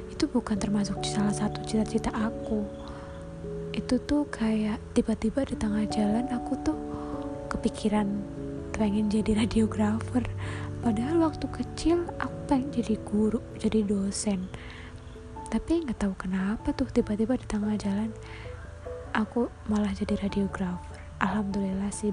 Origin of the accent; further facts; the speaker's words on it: Purbalingga, Central Java, Indonesia; accent: ngapak; dari Republik ngapak aku sih Purbalingga lebih tepatnya ya kota kecil yang uh, aku sangat merindukannya